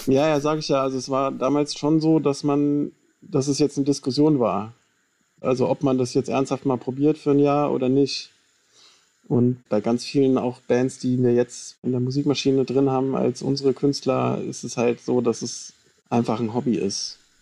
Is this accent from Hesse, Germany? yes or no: yes; Hofheim am Taunus, Hesse, Germany; also born or lived in Wiesbaden; ich bin zwar in Wiesbaden geboren, aber bin dann in Hofheim am Taunus aufgewachsen und war da in der Schule